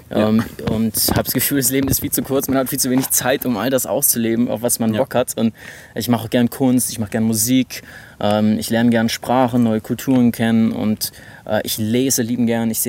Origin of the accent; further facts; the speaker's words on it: Stuttgart, Baden-Württemberg, Germany; ich bin 28 Jahre alt und äh, ich komme eigentlich aus Stuttgart, habe aber ein paar Jahre in den USA studiert mit 20